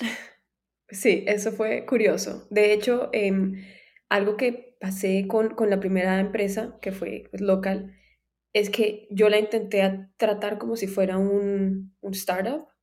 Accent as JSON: {"language": "Spanish", "town": "Cartagena", "region": "Bolívar", "country": "Colombia", "tie": "born or raised there", "moved": "yes", "lives_now": "United States", "said": "yo vivía en Cartagena, yo crecí en Cartagena"}